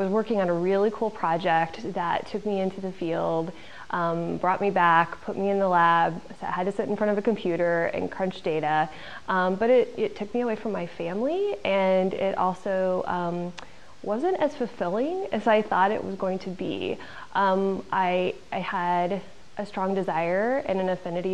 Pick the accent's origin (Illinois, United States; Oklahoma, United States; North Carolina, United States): Illinois, United States; I grew up in the Midwest. I grew up in Illinois in a small farm community